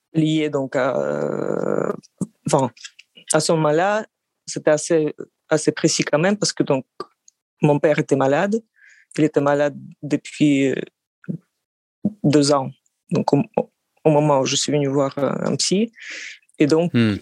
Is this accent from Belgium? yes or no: no; Russia; French is a second language; also born or lived in France; now in Moscow, Russia; je suis russe, géorgien. Euh, c'est-à-dire que mon père est géorgien